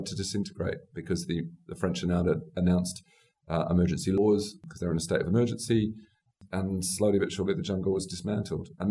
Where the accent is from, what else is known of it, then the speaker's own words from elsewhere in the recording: Australia; I'm an Australian, I suppose I say an Australian Republican